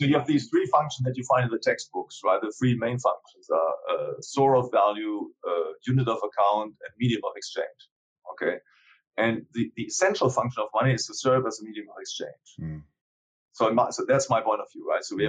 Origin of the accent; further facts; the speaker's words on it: Germany; I come from Germany